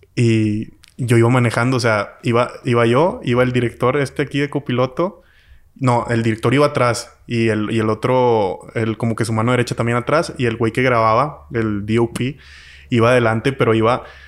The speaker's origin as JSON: {"language": "Spanish", "country": "Mexico", "said": "yo como mexicano"}